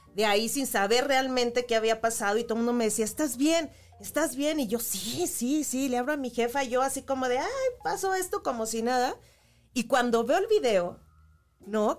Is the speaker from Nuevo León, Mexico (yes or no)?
no; Chihuahua, Mexico; moved away; yo soy de Chihuahua, empecé allá eh, en Televisa, Chihuahua, estudié Ciencias de la Comunicación